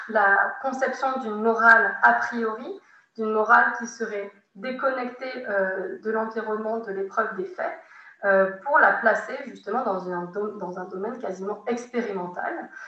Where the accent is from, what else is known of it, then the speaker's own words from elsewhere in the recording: France; en tant que Français de fin du XXe siècle, début du XXIe siècle